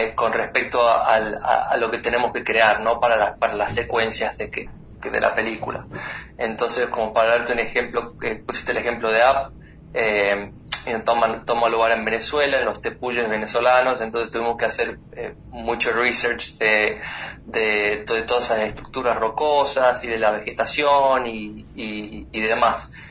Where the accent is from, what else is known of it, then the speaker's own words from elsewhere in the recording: San Miguel de Tucumán, Tucumán, Argentina; moved away as an adult; also born or lived in Florida, United States; now in United States; yo soy de San Miguel de Tucumán, que es una provincia muy chiquita